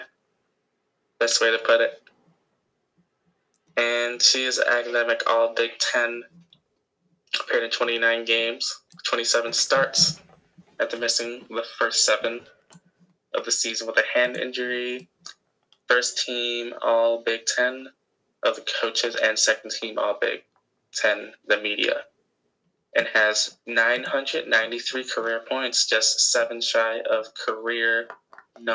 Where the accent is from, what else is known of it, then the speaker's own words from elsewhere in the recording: Illinois, United States; our estate in Illinois